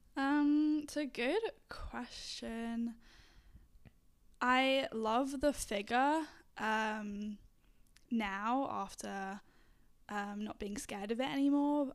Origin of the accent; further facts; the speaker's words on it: England, United Kingdom; moved away; I'm from England originally